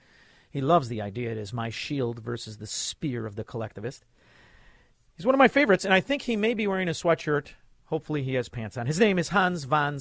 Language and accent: English; Illinois, United States; I'm from Illinois